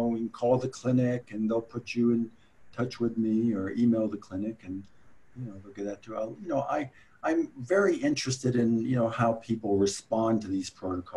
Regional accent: Fort Worth, Texas, United States; I'm from Fort Worth

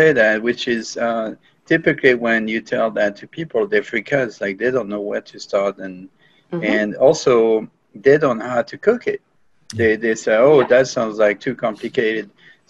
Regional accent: France; now in Texas, United States; being a Texan French

